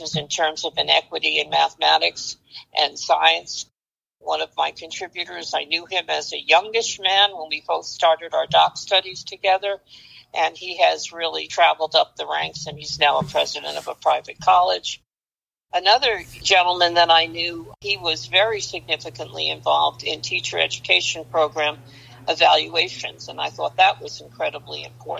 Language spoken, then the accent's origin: English; New York City, New York, United States; I grew up in Brooklyn and Queens